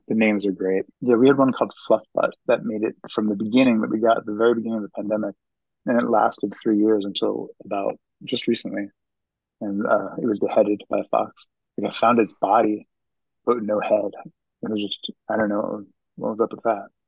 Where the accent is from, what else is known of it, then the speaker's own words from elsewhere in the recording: Lawrenceville, New Jersey, United States; moved away as an adult; also born or lived in Philadelphia, Pennsylvania; I grew up in Lawrenceville, New Jersey, which is five miles outside of Princeton